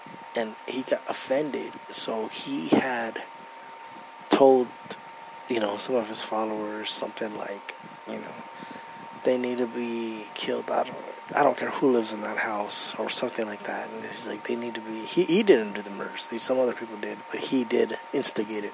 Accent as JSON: {"language": "English", "country": "United States", "tie": "born or raised there", "said": "I'm American, I was born here"}